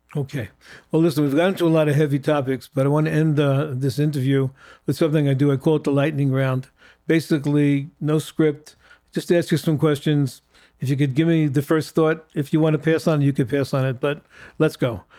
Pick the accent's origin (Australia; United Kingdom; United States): United States; as an American Jew